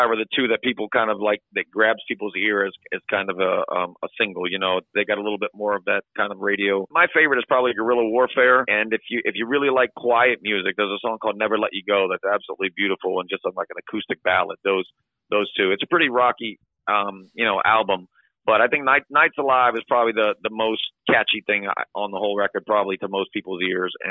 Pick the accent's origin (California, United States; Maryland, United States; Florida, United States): Florida, United States; Florida Keys, United States; also born or lived in Boston / Cincinnati; In, in Florida, it was funny. I, I never really saw a live band. You know, we were living in a small town. I mean, obviously, when I was growing up in the Keys